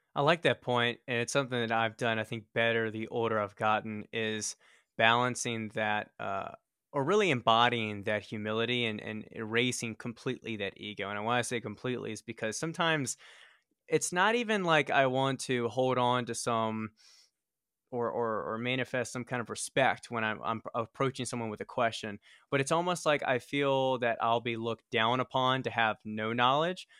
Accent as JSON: {"language": "English", "town": "Richmond", "region": "Virginia", "country": "United States", "tie": "born or raised there", "moved": "as an adult", "lives_now": "Colorado Springs, United States", "said": "we were born and raised in Richmond, Virginia"}